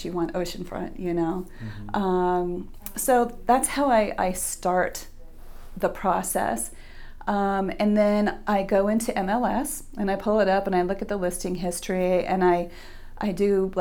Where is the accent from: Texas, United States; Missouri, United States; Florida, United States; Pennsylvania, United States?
Florida, United States; Miami; now in Hobe Sound, United States; I was raised in Miami, Florida. So I lived there for 40 plus years and moved to Hobe Sound in 2013